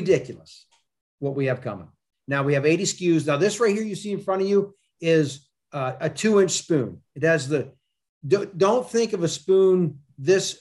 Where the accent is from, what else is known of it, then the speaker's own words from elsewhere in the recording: United States; We're 2 minutes from the Susquehanna River, which is where we live